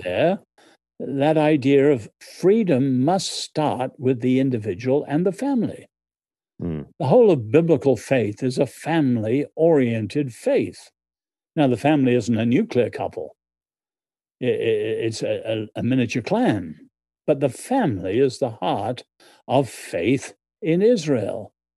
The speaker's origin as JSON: {"language": "English", "country": "Ireland", "moved": "as an adult", "lives_now": "United States", "said": "I'm Irish in background."}